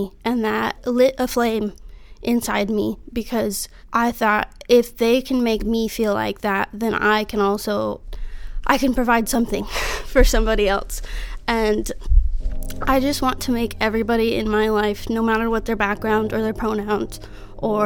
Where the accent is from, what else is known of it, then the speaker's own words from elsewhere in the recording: Biloxi, Mississippi, United States; moved away as an adult; also born or lived in Denver, Colorado / Pittsburgh, Pennsylvania; now in San Diego, United States; I grew up in South Mississippi, besides a minor detour to Pittsburgh a couple years after Katrina. But most of my life was spent on the Gulf Coast in Biloxi, Mississippi